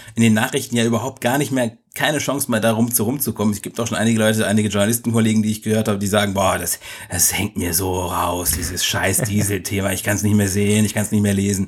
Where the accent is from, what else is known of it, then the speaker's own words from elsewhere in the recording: Egypt; now in Germany; Bei uns in Ägypten